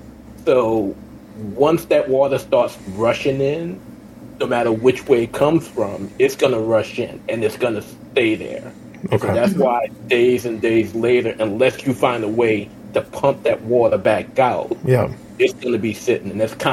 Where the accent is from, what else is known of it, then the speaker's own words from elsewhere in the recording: New Orleans, Louisiana, United States; I say that as someone born and raised in New Orleans who lives, you know, under sea level.